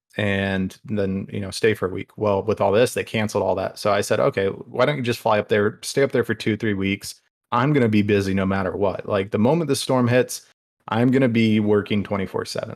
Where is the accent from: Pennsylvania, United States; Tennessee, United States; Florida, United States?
Florida, United States; area near Pine Island; Pine Island does separate um, where I'm from from the Gulf